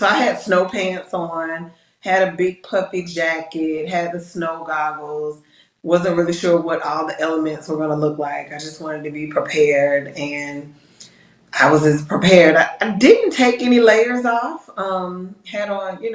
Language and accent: English; Decatur, Georgia, United States; I'm from a suburb of the metro Atlanta area, Decatur